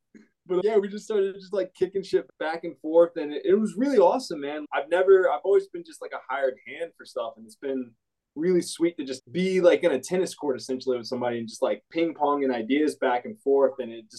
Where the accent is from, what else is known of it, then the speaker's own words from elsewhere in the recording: Virginia, United States; moved away as an adult; also born or lived in Philadelphia, Pennsylvania; now in Chicago, United States; I'm originally from Virginia, but I lived in Philly for the past like 8 years, and now I'm out in Chicago.